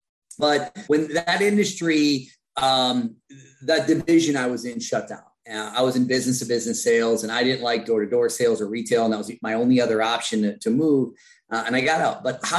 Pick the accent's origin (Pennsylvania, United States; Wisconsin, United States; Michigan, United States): Wisconsin, United States; Chippewa Falls; moved away as an adult; I'm CEO of Premier Virtual. I come from small town Wisconsin, Chippewa Falls, Wisconsin.